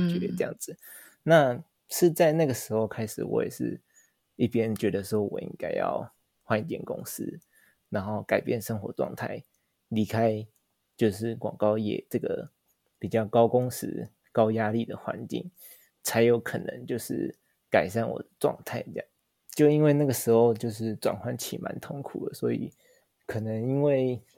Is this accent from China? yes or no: no; Taiwan; moved away as an adult; now in Tokyo, Japan; 我就是一个台湾人，但是我在日本生活